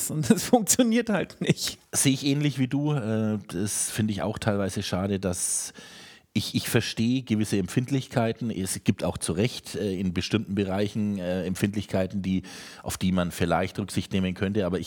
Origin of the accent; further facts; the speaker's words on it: Germany; dafür sind wir Deutsche eigentlich bekannt, dass wir relativ direkt sind im Vergleich zu Amerikanern zum Beispiel.